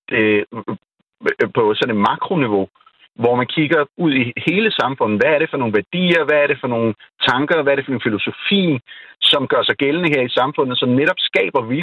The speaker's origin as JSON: {"language": "Danish", "country": "Pakistan", "tie": "born or raised there", "moved": "yes", "lives_now": "Denmark", "said": "nu er jeg jo født og opvokset i Pakistan, som er sådan en meget socialt øh, øh, samfund"}